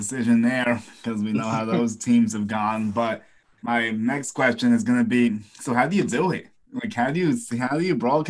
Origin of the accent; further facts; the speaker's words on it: New Jersey, United States; Bobby and I are both from NJ, so this is a Jersey Strong podcast.